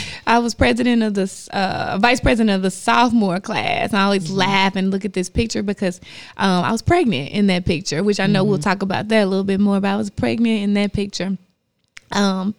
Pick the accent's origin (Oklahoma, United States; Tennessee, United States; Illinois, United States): Tennessee, United States; Jackson; moved away as an adult; now in Memphis, United States; I'm from Jackson, Tennessee